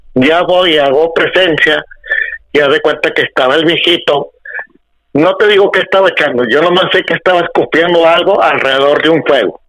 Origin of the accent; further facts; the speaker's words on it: Monterrey, Nuevo León, Mexico; yo soy de Monterrey